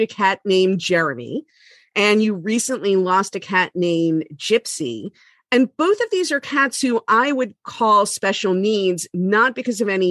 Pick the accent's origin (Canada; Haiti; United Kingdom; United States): United States; Miami, Florida; growing up in Miami where it's warm all year round.